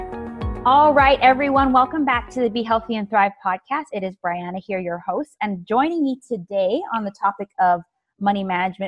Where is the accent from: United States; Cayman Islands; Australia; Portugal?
Cayman Islands; we're both from the Cayman Islands